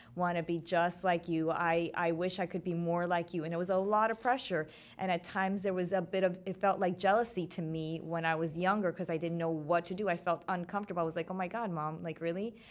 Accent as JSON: {"language": "English", "town": "Miami", "region": "Florida", "country": "United States", "tie": "born or raised there", "said": "my hometown, three oh five"}